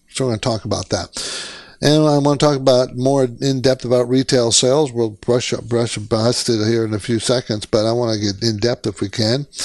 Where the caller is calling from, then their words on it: San Francisco, California, United States; I'm calling from San Francisco area